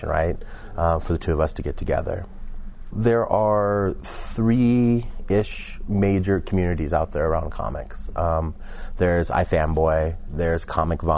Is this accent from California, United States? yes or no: yes; San Francisco Bay Area, California, United States; I grew up in the San Francisco Bay Area